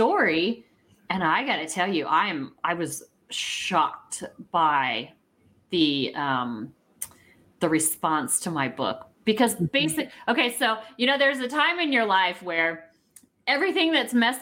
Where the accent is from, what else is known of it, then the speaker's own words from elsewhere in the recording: Warrensburg, Missouri, United States; also born or lived in Oklahoma City, Oklahoma; now in Kansas City area, United States; I was born in Warrensburg, Missouri.